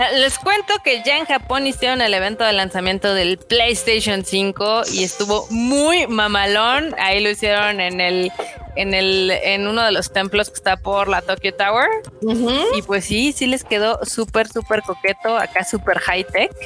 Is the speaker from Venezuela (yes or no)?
no; Mexico; nosotros como mexicanos